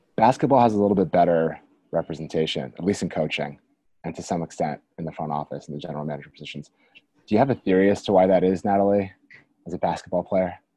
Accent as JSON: {"language": "English", "town": "Washington", "region": "District of Columbia", "country": "United States", "said": "I'm from Washington"}